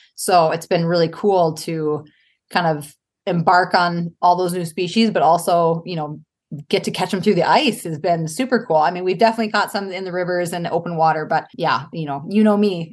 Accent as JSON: {"language": "English", "town": "Duluth", "region": "Minnesota", "country": "United States", "tie": "born or raised there", "said": "I grew up in Duluth, Minnesota"}